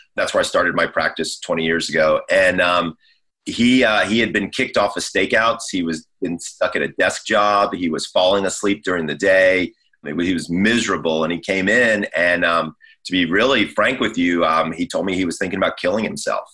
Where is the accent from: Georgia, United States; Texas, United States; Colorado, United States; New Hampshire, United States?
Georgia, United States; moved away as an adult; also born or lived in Scottsdale, Arizona; now in Los Angeles, United States; I'm from Georgia